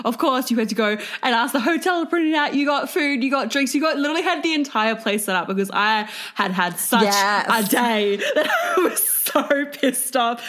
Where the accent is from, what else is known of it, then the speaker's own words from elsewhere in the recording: Queensland, Australia; I'm from Queensland. It's 30 degrees where I'm from.